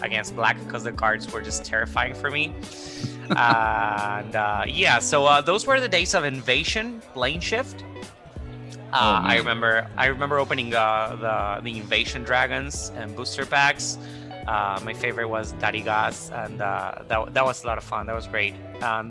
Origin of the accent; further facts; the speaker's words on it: Buenos Aires, Argentina; I'm a freelance illustrator here living in Argentina, born and raised in Buenos Aires